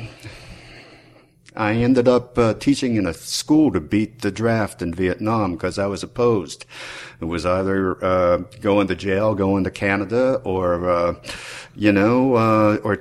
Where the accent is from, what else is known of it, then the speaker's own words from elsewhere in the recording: Pittsburgh, Pennsylvania, United States; now in Richmond, United States; I was born in Pittsburgh in 1947. I grew up in the immediate area